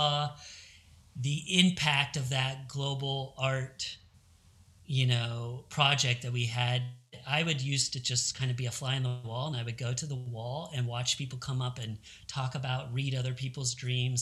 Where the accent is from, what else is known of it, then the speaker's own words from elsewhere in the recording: Salem, Oregon, United States; Born and raised in Salem